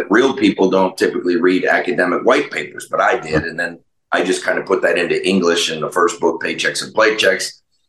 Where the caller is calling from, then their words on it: Mesa, Arizona, United States; Oh, I'm in Mesa, Arizona, and I'll be moving up to Flagstaff here this weekend.